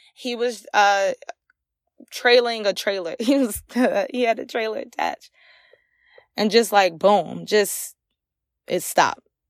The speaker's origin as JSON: {"language": "English", "town": "Ahoskie", "region": "North Carolina", "country": "United States", "moved": "yes", "lives_now": "Virginia, United States", "said": "I'm originally from Ahaski, North Carolina"}